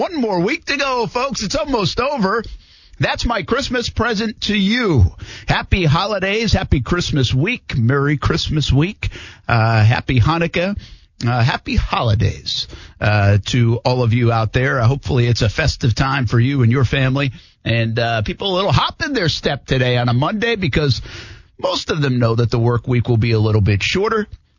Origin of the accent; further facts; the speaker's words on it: New Hampshire and Vermont, New England, United States; moved away; I grew up skiing in New Hampshire and Vermont.